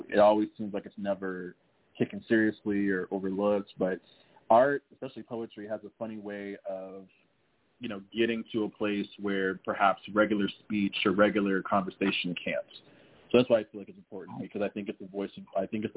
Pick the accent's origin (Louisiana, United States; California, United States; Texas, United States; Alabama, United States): Texas, United States; San Antonio; I'm from San Antonio, born and raised